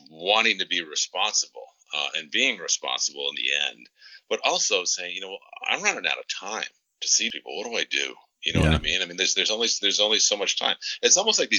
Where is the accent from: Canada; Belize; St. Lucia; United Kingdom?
Canada; now in United States; I grew up a large portion of my youth in Canada and namely in Prince Edward Island and Nova Scotia.